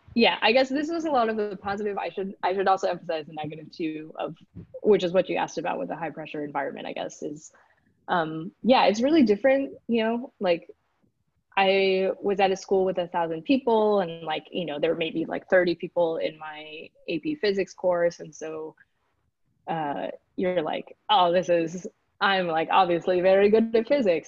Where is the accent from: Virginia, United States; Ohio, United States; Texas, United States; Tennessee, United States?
Texas, United States; Houston; first language English; moved away; also born or lived in Switzerland; I grew up in Texas, so uh, kind of in the suburban area around Houston